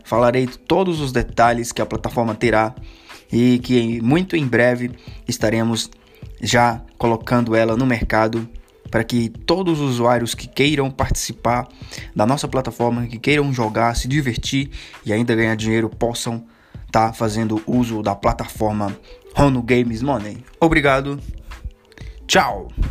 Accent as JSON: {"language": "Portuguese", "town": "Fortaleza", "region": "Ceará", "country": "Brazil", "tie": "born or raised there", "said": "sou de natural de Ceará, Fortaleza"}